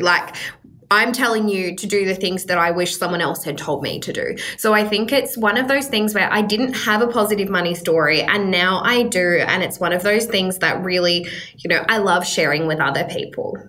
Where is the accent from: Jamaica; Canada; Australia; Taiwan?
Australia; as an Australian